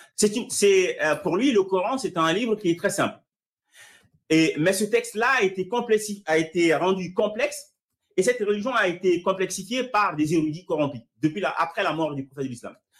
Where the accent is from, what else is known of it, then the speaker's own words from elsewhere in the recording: Mali; moved away; je suis né au Mali et que j'ai grandi dans ce cadre-là